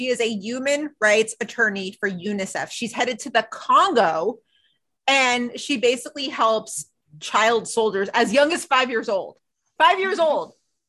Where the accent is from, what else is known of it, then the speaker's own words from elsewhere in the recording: Queens, New York, United States; but yes, I always say I'm from Queens.